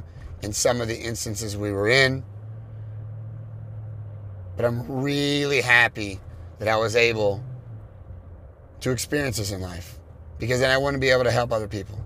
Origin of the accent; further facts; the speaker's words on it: California, United States; I'm from California.